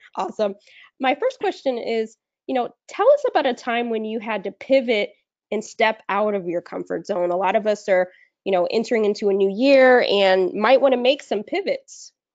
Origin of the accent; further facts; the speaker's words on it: Southern California, United States; moved away; also born or lived in Midwest; I'm from Southern California and um, grew up there and then the second part of my life, uh, grew up in the Midwest